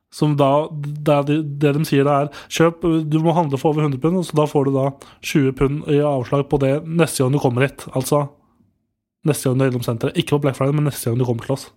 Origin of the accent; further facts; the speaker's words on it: Nittedal, Akershus, Norway; Nittedal, der jeg kommer fra